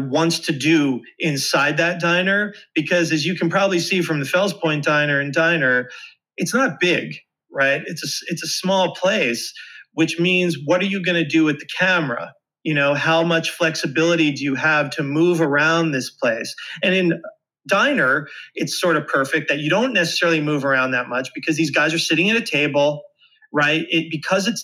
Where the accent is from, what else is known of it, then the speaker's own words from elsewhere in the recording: Philadelphia, Pennsylvania, United States; I'm from the Philly area.